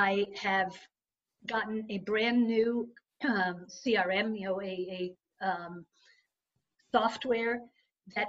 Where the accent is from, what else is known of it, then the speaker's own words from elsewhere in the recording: Israel; moved away; growing up in Israel was the fact that I was put in an environment that I didn't know the language, I didn't know the customs